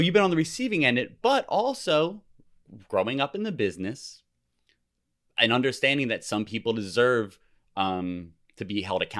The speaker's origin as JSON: {"language": "English", "region": "New Jersey", "country": "United States", "said": "I'm from New Jersey."}